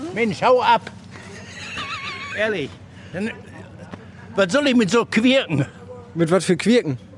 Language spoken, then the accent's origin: German; Bochum, North Rhine-Westphalia, Germany; ich bin sei ein alter Mann, ich bin 30 in Gärte geboren. Ich kenne Gärte in wie auswendig. Ich war 40 Jahre hier am Püt.